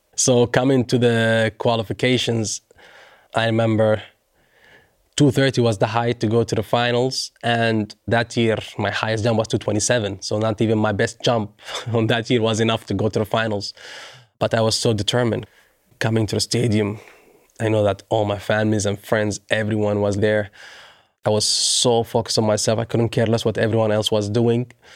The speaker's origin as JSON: {"language": "English", "town": "Doha", "country": "Qatar", "tie": "born or raised there", "said": "in front of my hometown."}